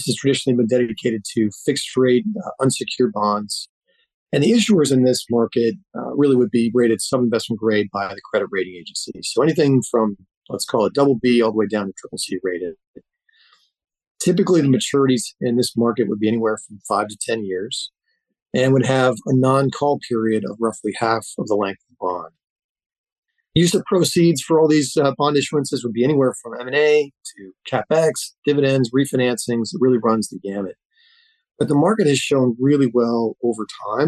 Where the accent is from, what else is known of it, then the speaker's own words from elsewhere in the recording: suburb of Rochester, Western New York, United States; moved away; I grew up in Pittsburgh, New York, which is a suburb of Rochester, New York, Western New York.